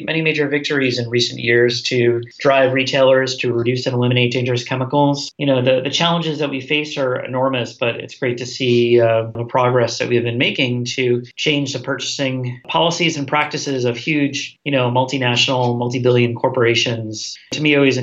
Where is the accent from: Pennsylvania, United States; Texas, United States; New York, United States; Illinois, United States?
New York, United States; Long Island; I grew up in Long Island, here outside of New York City